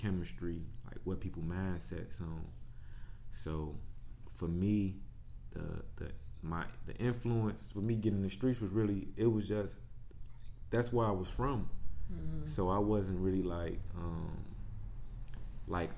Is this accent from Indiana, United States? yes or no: no; Chicago, Illinois, United States; moved away as an adult; now in Houston, United States; I'm born and raised in Chicago, on the south side.